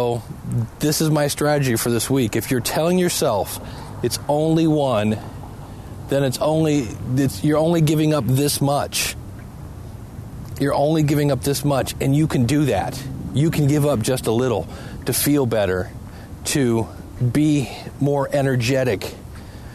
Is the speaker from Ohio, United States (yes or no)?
yes; Ohio, United States; also born or lived in Cleveland, Ohio; I live in Cleveland, Ohio